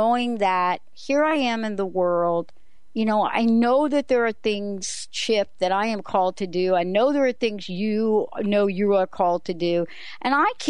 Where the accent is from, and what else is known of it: New York City, New York, United States